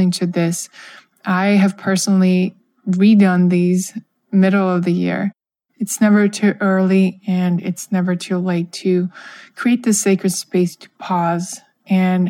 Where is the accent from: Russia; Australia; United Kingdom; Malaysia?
Russia; moved away; I grew up in Russia, where New Year's is the biggest holiday